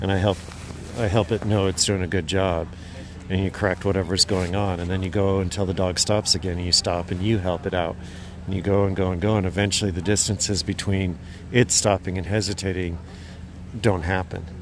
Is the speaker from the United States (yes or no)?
yes; Idaho, United States; moved away as an adult; also born or lived in Alaska; now in Willow, Alaska, United States; I grew up in Idaho, and then my wife and I moved up here to Alaska about 15, 16 years ago